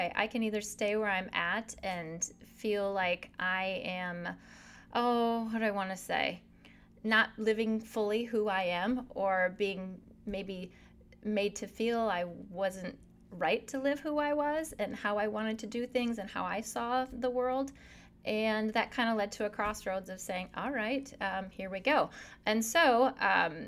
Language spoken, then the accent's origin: English; South Dakota, United States; born and raised in South Dakota, so there's home